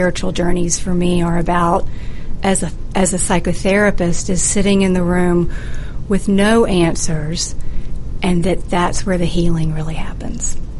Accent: the South, United States; I'm from the South

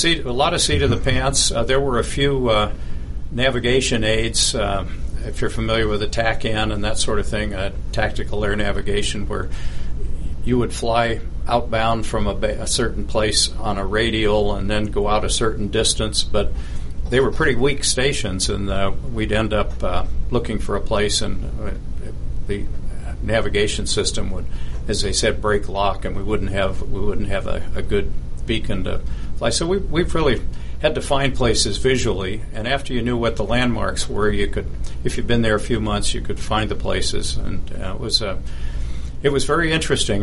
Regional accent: Berkeley, California, United States; I was born in Berkeley, California, and Berkeley in the 1950s, when I was growing up, was a very patriotic place

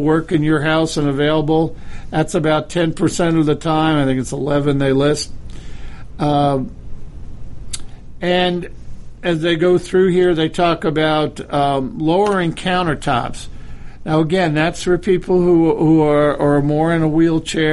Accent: Connecticut, United States; I grew up in Connecticut in the Connecticut area

